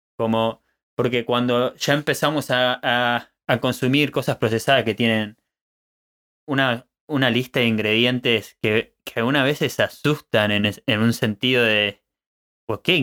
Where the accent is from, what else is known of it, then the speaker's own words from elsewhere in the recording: Argentina; moved away as an adult; now in Germany; Nací en Argentina, pero tuve la oportunidad de vivir en diferentes países. Luego de recorrer varios lugares, me encuentro en Alemania construyendo una vida